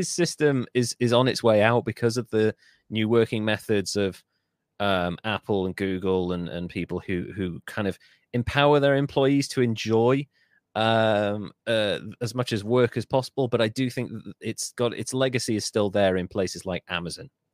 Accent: Wales, United Kingdom; as a Welshman

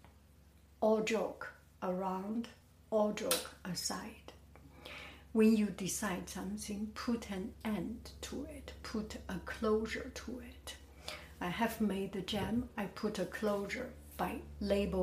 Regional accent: Beijing, China; moved away as an adult; now in United States; I am from Beijing

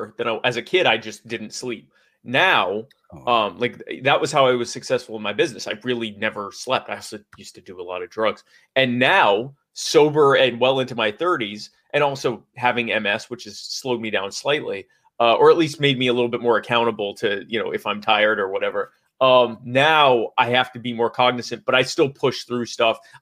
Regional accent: Baltimore, Maryland, United States; now in the Carolinas, United States; I'm from Baltimore. The Marylanders, we like to take crabs

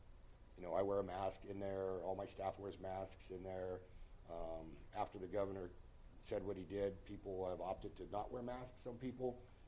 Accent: United States; born there; You know, we're in America. I was born in America.

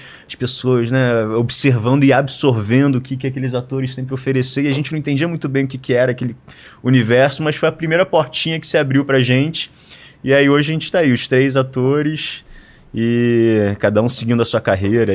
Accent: Rio de Janeiro, Brazil; eu como carioca

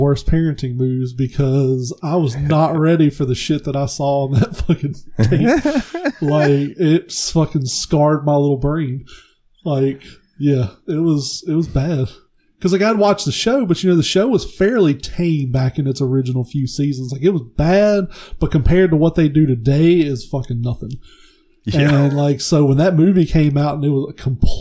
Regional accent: the South, United States; I grew up in the South.

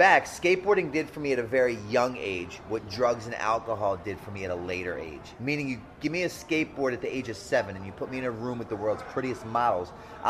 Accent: Kingsville, Maryland, United States; also born or lived in Baltimore; Well, I was born out here in Kingsville.

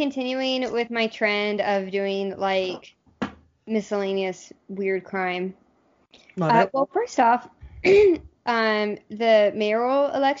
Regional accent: the South, United States; moved away; we're both from the South

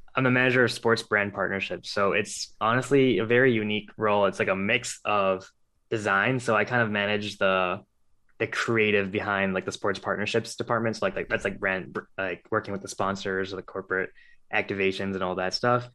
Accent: Cleveland, Ohio, United States; born and raised in Cleveland, Ohio

